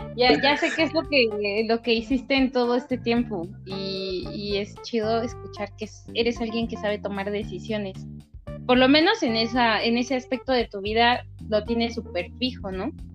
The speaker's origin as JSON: {"language": "Spanish", "town": "Valle de Chalco", "region": "State of Mexico", "country": "Mexico", "tie": "born or raised there", "said": "mi pueblo natal, Valle de Chalco"}